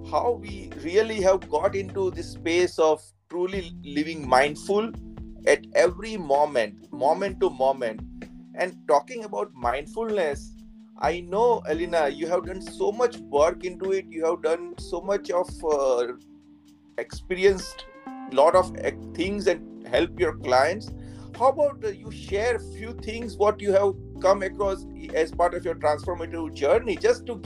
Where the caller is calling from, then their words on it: Nashville, Tennessee, United States; I am from connecting from Nashville, Tennessee.